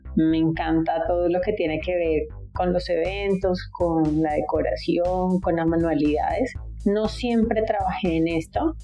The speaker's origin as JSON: {"language": "Spanish", "town": "Barranquilla", "region": "Atlántico", "country": "Colombia", "said": "soy de Barranquilla"}